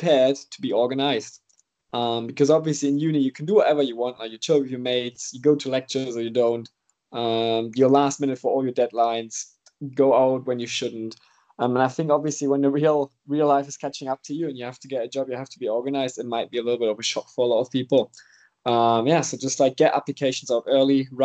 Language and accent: English; Germany; moved away as an adult; now in Seychelles; I'm originally from Germany